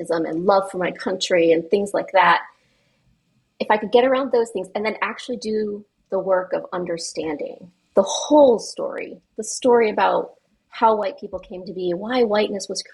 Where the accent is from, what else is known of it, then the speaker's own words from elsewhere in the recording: New England, United States; I'm a person from New England